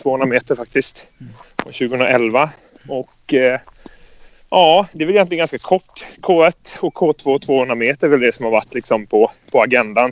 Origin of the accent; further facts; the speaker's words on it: Karlskrona, Blekinge, Sweden; Jag kommer från Karlskrona